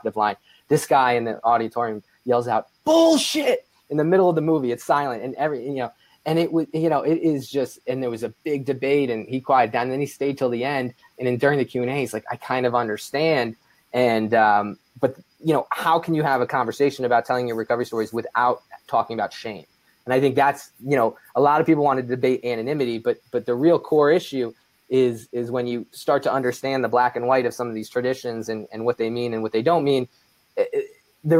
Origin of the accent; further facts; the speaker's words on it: East Coast, United States; I grew up on the East Coast